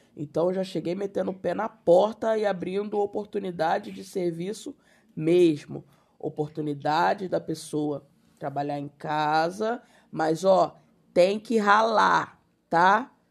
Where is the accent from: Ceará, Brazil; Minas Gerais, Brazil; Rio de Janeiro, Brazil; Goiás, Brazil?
Rio de Janeiro, Brazil; Sou carioca